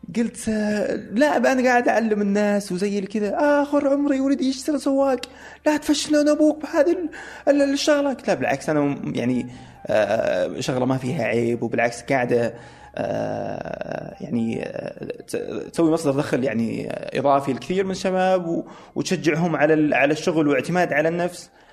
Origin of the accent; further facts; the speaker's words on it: Saudi Arabia; اني انا سعودي